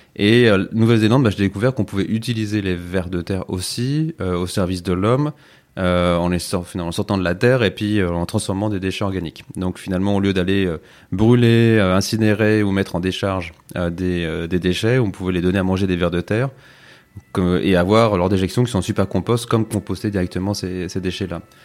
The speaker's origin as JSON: {"language": "French", "region": "the Alps", "country": "France", "tie": "born or raised there", "said": "j'ai grandi dans les Alpes, près de la nature aussi"}